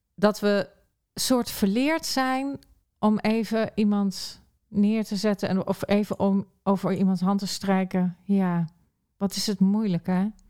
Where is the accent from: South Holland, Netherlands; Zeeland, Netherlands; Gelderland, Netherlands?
Gelderland, Netherlands; Arnhem; moved away; ik kom ook oorspronkelijk uit Arnhem